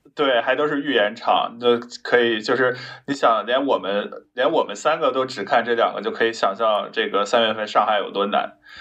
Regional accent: Jilin, China; now in Shanghai, China; 去吉林， 也就是去我老家

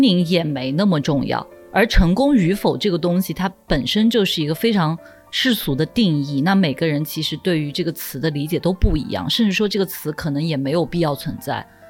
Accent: Nanjing, Jiangsu, China; moved away as an adult; also born or lived in Guangzhou; 从小在南京长大的

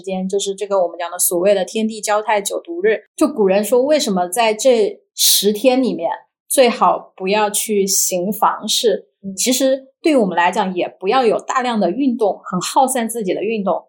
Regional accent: Hunan, China; 因为我湖南人嘛

